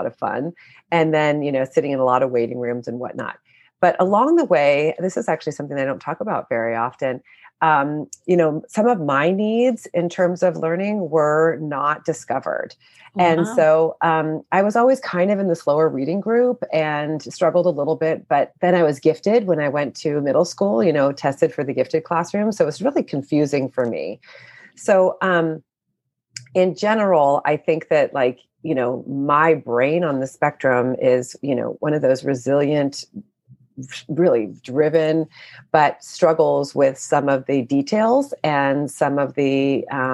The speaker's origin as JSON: {"language": "English", "town": "Oakland", "region": "California", "country": "United States", "tie": "born or raised there", "said": "I grew up in Oakland, in California"}